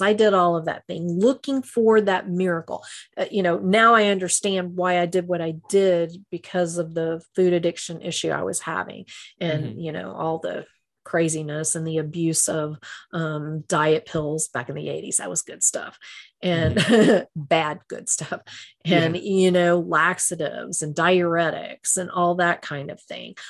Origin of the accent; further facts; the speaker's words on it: Texas, United States; I'm a Texan